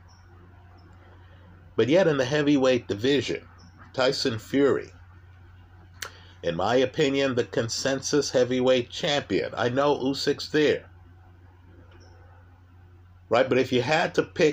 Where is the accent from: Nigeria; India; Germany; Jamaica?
Jamaica; I'm Jamaican